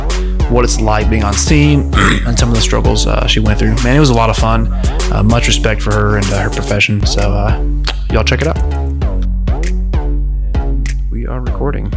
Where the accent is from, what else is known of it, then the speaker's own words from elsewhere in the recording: California, United States; moved away; I'm from California